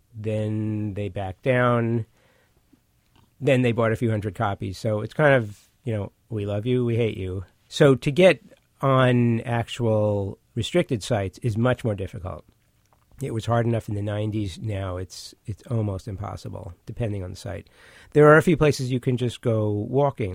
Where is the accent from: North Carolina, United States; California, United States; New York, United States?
New York, United States; New York City; also born or lived in Manhattan; when I grew up in Brooklyn